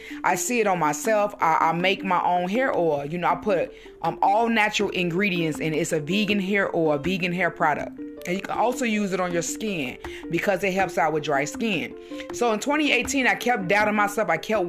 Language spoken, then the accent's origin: English; Utah, United States; I'm from Utah.